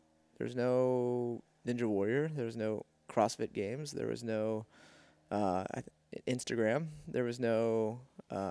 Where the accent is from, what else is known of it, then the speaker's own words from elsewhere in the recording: Houston, Texas, United States; I grew up in Houston, Texas, and did gymnastics when I was a little kid